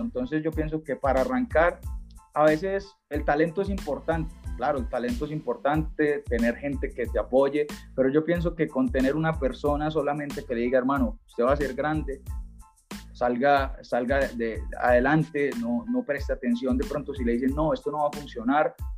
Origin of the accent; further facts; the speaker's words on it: Cúcuta, Norte de Santander, Colombia; now in Medellín, Colombia; Yo vivo acá en Medellín, yo llevo mucho tiempo viviendo en Medellín, eh, pero yo soy de Cúcuta, yo soy de tierra de norte de Santander, frontera con Venezuela